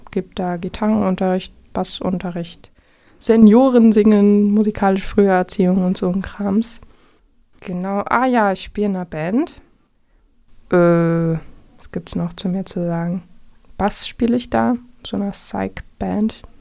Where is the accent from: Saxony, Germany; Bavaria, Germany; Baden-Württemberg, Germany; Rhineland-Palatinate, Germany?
Saxony, Germany; Vogtland; moved away as an adult; now in Jena, Germany; ich komme eigentlich aus dem Vogtland, wohne jetzt aber schon ein paar Jahre